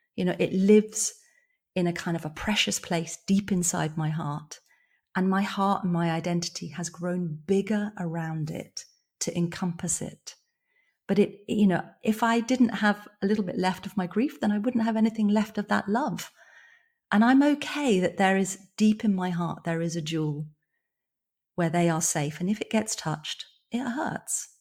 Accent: born in London, England, United Kingdom; moved away as an adult; also born or lived in rural Ireland; now in Ireland; I moved from London, where I've been living, you know, I was born there, bro-, brought up in the countryside, moved back to London when I was nineteen.

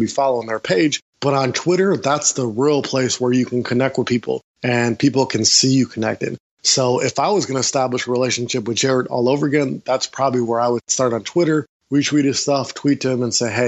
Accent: Milwaukee, Wisconsin, United States; I'm from Milwaukee, Wisconsin.

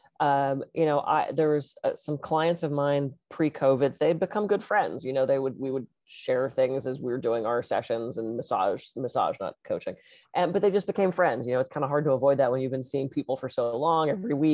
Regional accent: Pittsburgh, Pennsylvania, United States; moved away; I grew up in Pittsburgh, I don't get back there very often

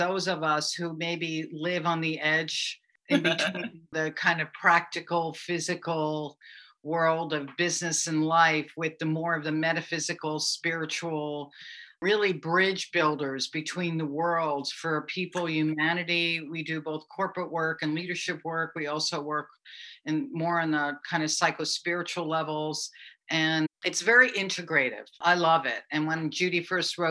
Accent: United States; also born or lived in New York; now in Maui, United States; I'm from Connecticut in New York originally, so that's actually my kind of hometown where I'm from, but I've lived out here on and off for many, many years

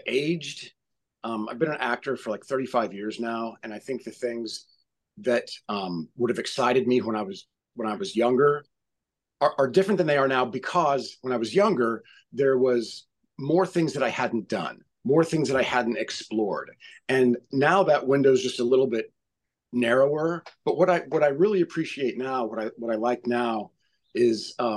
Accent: Missouri, United States; moved away; also born or lived in Indiana; I'm from Missouri. I went to college in Indiana

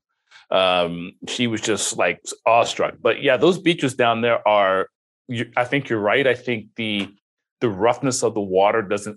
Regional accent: Florida, United States; also born or lived in Northern California; now in California, United States; I grew up in Florida. So I spent most of my childhood in Florida

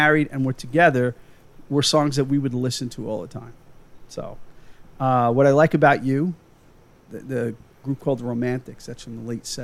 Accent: New York, United States; accent: Long Island; moved away as an adult; now in Massachusetts, United States; I'm from New York

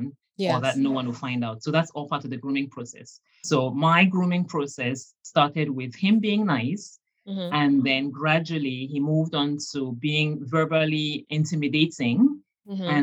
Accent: Cameroon; I grew up in Cameroon

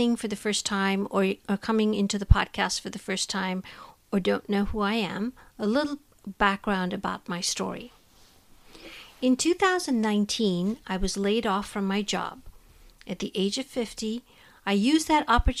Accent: India; moved away as an adult; now in United States; I was born and raised in India and now have lived in the United States longer than I was in my home country.

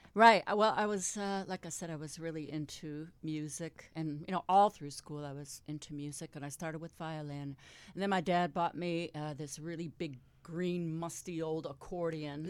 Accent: Detroit, Michigan, United States; I was born in Detroit

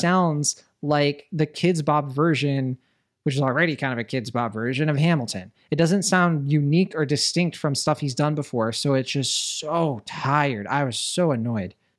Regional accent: Puerto Rico; I'm from Puerto Rico.

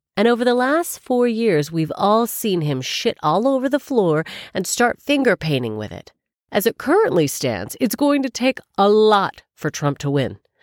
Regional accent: Canada; now in United Kingdom; I'm Canadian

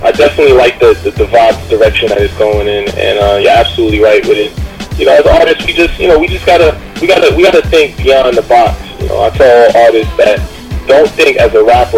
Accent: Haiti; I'm Haitian myself. I was born in Haiti

